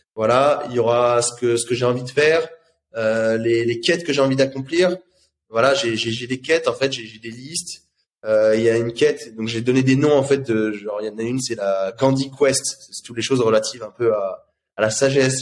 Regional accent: France; en tant que Français

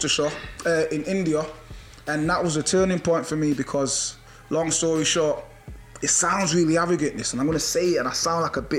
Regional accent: Jamaica; born there; also born or lived in England; I was born in Jamaica, so our national sport, just like in England, is football.

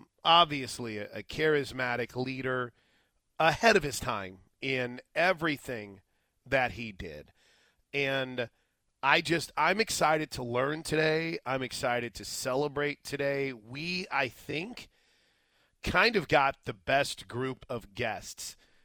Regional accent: St. Louis, Missouri, United States; moved away; I grew up in St. Louis

